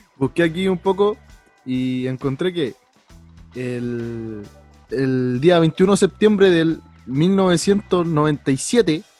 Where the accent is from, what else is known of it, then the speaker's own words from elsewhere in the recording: Chile; uno acá como chileno